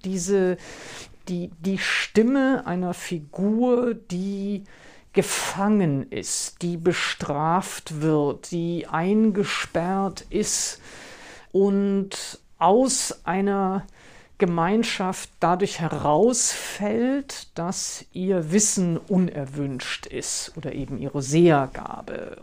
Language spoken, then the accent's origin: German; the West, West Germany, Germany; Ich bin ja im Westen aufgewachsen